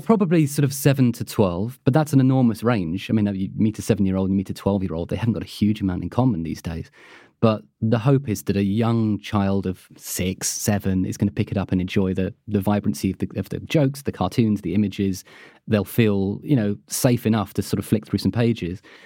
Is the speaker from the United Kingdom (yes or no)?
yes; United Kingdom; being British